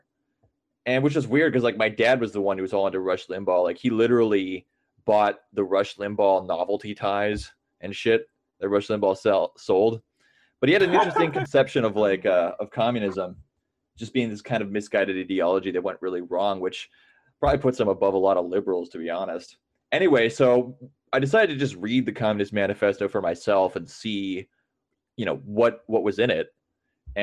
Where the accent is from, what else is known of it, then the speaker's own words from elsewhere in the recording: Midwest, United States; I grew up in the Midwest and, you know, pretty working class